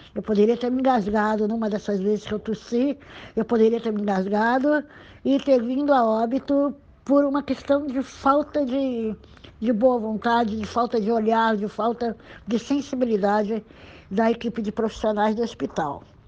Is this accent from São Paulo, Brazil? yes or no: yes; Santos, São Paulo, Brazil; nasci em Santos em 1956